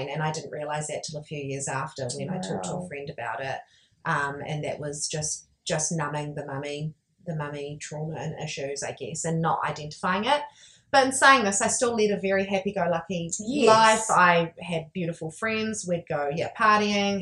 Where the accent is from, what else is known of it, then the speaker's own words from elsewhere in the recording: half an hour from Taupiri, Waikato, New Zealand; In Taupiri, which is half an hour from my hometown.